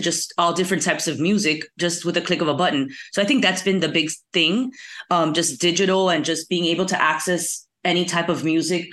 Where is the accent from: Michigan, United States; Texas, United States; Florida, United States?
Florida, United States; Miami; I'm from Miami